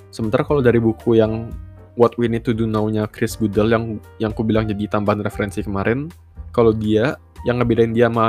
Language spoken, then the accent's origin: Indonesian; Samarinda, East Kalimantan, Indonesia; Misal kayak kota asal gua Samarinda itu sebuah kota yang menarik sebenarnya.